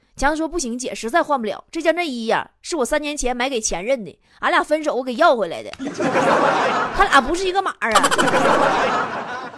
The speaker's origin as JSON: {"language": "Chinese", "country": "China", "said": "我们中国人明明是最爱钱的民族， 却羞耻于谈钱"}